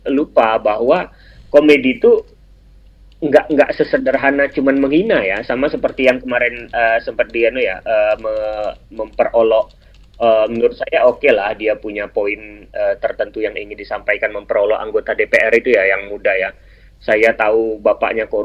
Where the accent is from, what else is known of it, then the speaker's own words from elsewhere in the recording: Indonesia; Karena saya orang Melayu, saya merasa bahwa